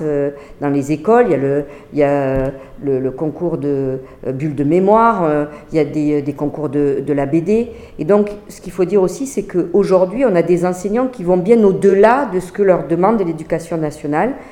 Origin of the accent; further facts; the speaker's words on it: Montpellier, Occitania, France; je suis de Montpellier